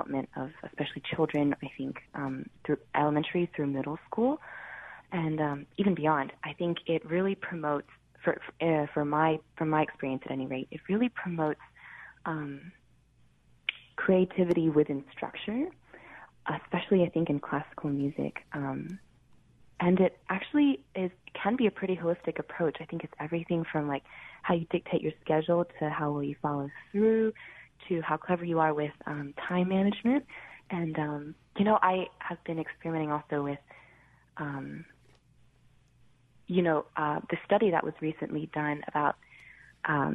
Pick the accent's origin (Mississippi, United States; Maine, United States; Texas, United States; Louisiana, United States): Mississippi, United States; Ridgeland; moved away as an adult; also born or lived in Starkville, Mississippi; now in New York, United States; I grew up in Mississippi. I was born near Starkville